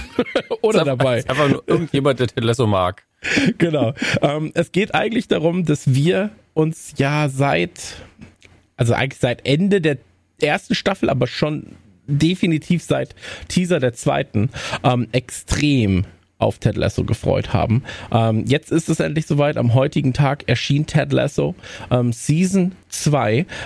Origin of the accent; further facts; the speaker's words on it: Netherlands; German is a second language; Keine Kritik bitte. Ich bin Niederländer, ich darf das.